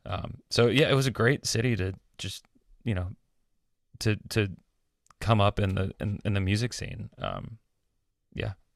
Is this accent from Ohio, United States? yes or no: no; Atlanta, Georgia, United States; moved away as an adult; also born or lived in Miami / Athens, Georgia / New York / Nashville; I grew up in Atlanta